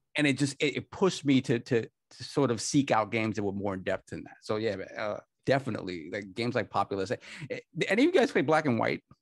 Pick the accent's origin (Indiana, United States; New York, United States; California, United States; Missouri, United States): New York, United States; I come from the New York arcade scene